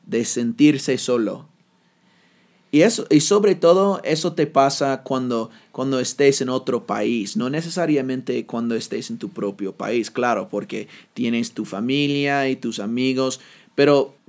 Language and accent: Spanish; United States; first language English; Spanish is a second language; moved away; Yo soy el gringo